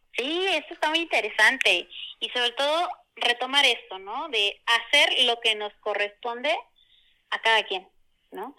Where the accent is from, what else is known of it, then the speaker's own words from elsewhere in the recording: Puebla, Mexico; soy oriunda de Puebla